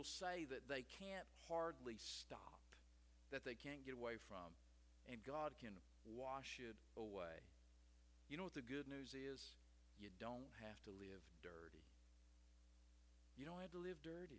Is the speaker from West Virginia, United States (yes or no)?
yes; West Virginia, United States; I'm from West Virginia